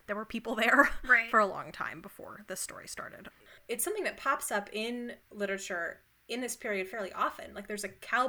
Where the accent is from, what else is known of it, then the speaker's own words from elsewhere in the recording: Arizona, United States; now in Colorado, United States; I live in Colorado and I grew up in Arizona